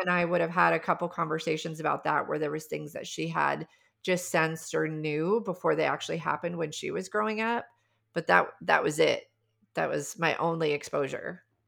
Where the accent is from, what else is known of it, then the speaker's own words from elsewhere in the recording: South Dakota, United States; I grew up in the Midwest, I grew up in South Dakota